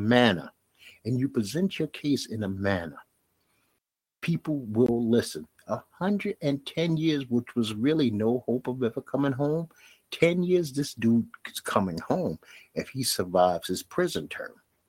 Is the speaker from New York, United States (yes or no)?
yes; New York City, New York, United States; I come from Bed-Stuy, Brooklyn